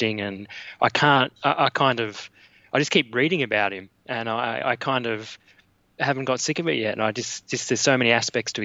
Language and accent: English; Warrnambool, Victoria, Australia; now in Melbourne, Australia; I grew up in a small town on the coast of Victoria, about 3 hours from Melbourne